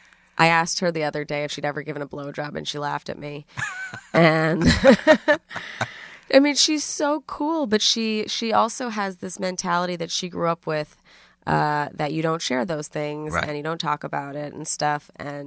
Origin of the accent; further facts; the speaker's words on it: New York City, New York, United States; No, uptown. Upper East Side, yeah.